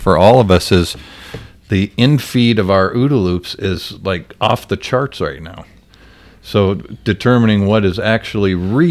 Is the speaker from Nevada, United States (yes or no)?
no; Greeley, Colorado, United States; now in Denver, United States; I grew up in Greeley, know Fort Morgan very well